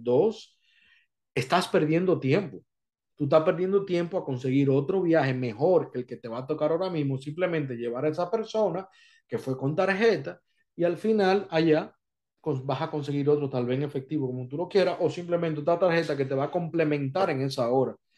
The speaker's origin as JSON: {"language": "Spanish", "country": "Dominican Republic", "moved": "yes", "lives_now": "Florida, United States"}